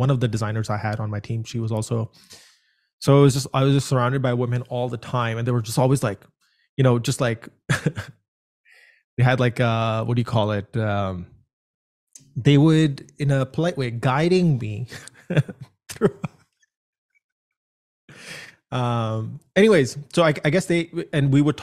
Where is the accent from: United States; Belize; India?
India; moved away; I come from India